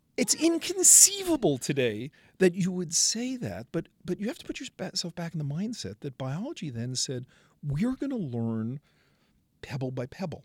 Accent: New York City, New York, United States; I come from Brooklyn.

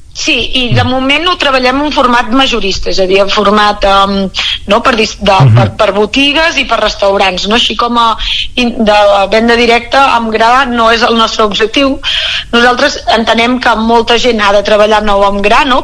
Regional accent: Moià, Catalonia, Spain; nosaltres som de Mollà

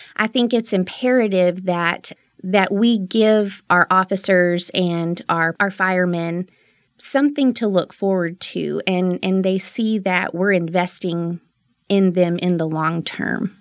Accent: Midland, Texas, United States; I'm a native Midlander. I was born and raised here, and I've lived here for 35 of my almost 37 years

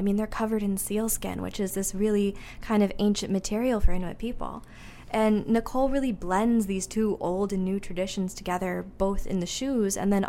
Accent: the South, United States; Because I grew up in the South, I never thought of making anything out of things like caribou antler and narwhal ivory and muskox horn.

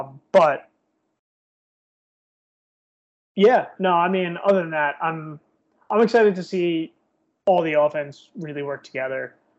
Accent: New Jersey, United States; Because I'm Irish and I'm from New Jersey.

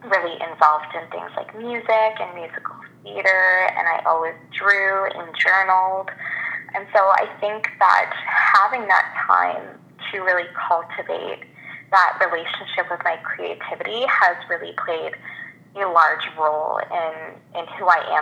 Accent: Moncton, New Brunswick, Canada; I grew up in Moncton, New Brunswick

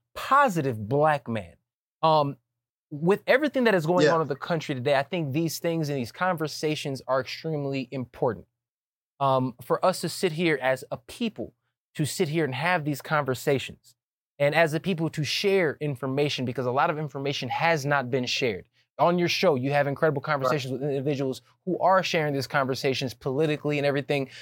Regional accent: United States; also born or lived in Atlanta, Georgia / Chicago, Illinois; I grew up in Atlanta. You know, going back and forth from Chicago to Atlanta.

